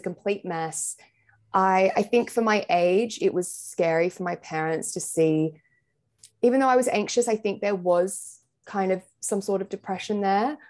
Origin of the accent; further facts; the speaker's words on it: Sydney, New South Wales, Australia; moved away as an adult; now in London, United Kingdom; I'm from Sydney in Australia, but I've lived here now for just over a year and a half